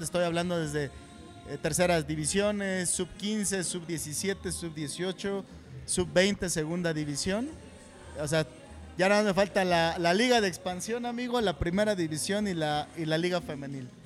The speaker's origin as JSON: {"language": "Spanish", "town": "Ixtapan de la Sal", "region": "State of Mexico", "country": "Mexico", "tie": "born or raised there", "said": "Yo nací en Ixtapan de la Sal."}